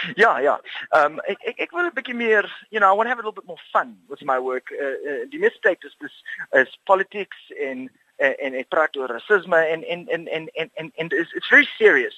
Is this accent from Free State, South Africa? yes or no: no; Cape Town, Western Cape, South Africa; Afrikaans is a second language; ek is van Rondebosch af in die Kaap